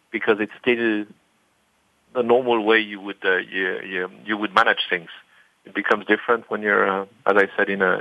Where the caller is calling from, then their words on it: Heidelberg, Baden-Württemberg, Germany; in my office in at home um, in Germany in Heidelberg